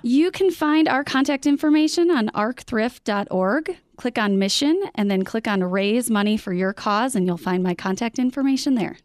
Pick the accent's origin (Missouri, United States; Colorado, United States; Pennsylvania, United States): Colorado, United States; Boulder; my hometown of Boulder, Colorado.